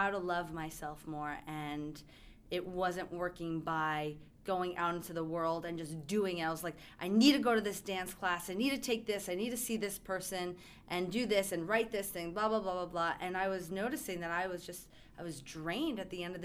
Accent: New York, United States; moved away; I come from New York

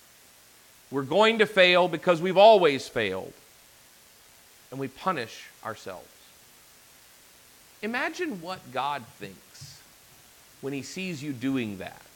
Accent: Arkansas, United States; I'm from Arkansas, so we would say break the tooth

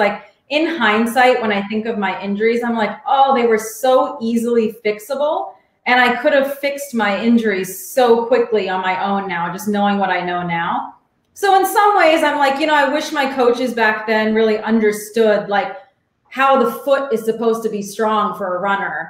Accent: Alexandria, Virginia, United States; also born or lived in Arlington, Virginia; I grew up in Alexandria, which is a suburb of DC. So I've been here my whole life.

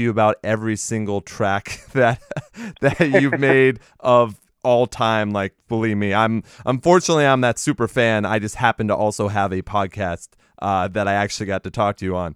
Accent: England, United Kingdom; when I grew up in England

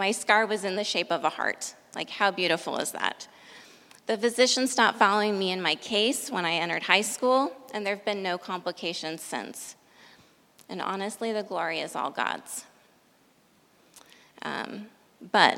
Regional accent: Idaho, United States; 350 miles away from my hometown in Idaho

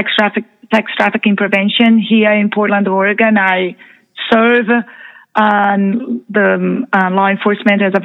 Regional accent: Brazil; now in United States; I'm originally from Brazil

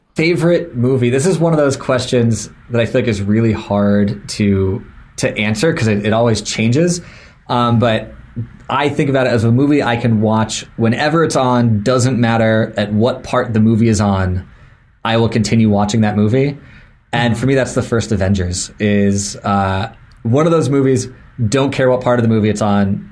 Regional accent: Florida, United States; I grew up in Florida so we went to Disney

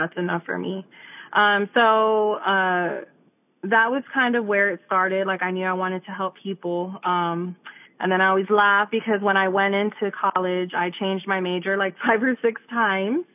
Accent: Immokalee, Florida, United States; I grew up in Immokalee

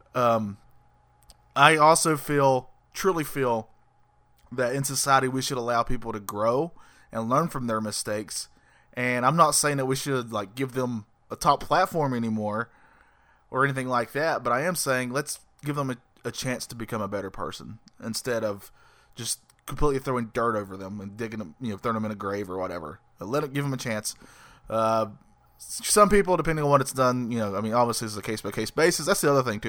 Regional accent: North Carolina, United States; I'm Southern. Uh, born and raised in the South

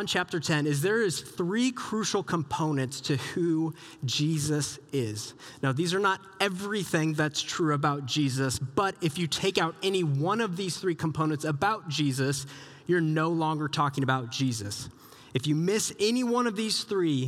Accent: Southeast Iowa, United States; moved away; I grew up in Southeast Iowa

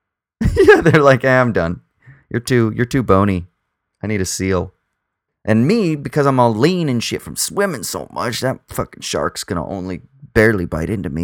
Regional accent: Southern California, United States; now in Sydney, Australia; I'm from Southern California and I grew up in the ocean

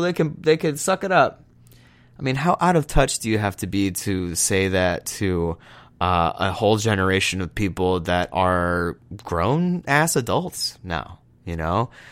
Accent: Texas, United States; I'm from Texas

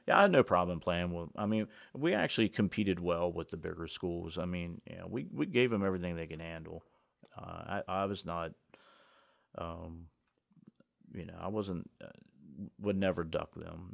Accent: Washington County, Maryland, United States; I grew up in Washington County

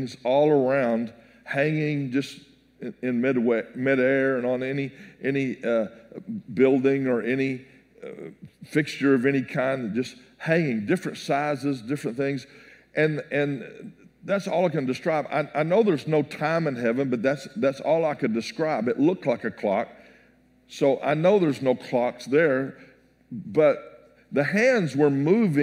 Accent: Texas, United States; I'm from Texas.

